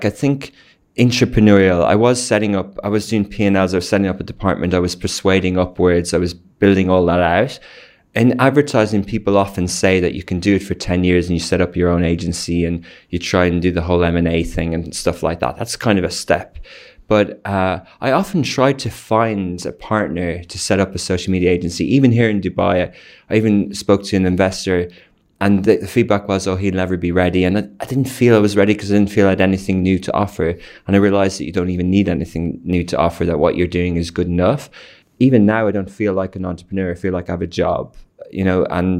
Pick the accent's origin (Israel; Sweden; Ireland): Ireland; moved away as an adult; now in United Arab Emirates; Okay, so I grew up in 1980s in Ireland. I went to university in Dublin, UCD.